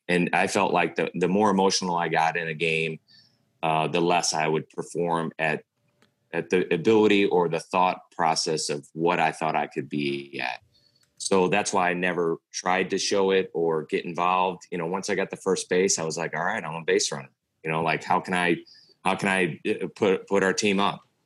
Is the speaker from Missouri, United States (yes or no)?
yes; St. Louis, Missouri, United States; my whole life growing up in St. Louis